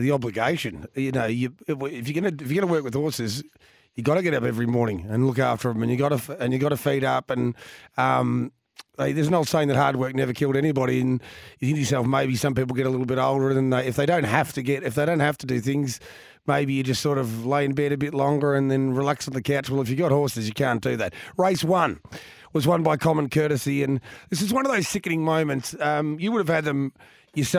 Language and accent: English; Geelong, Victoria, Australia; I grew up in Geelong